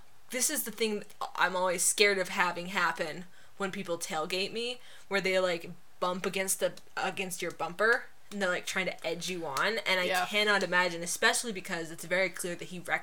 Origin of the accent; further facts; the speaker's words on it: Utah, United States; I grew up in Utah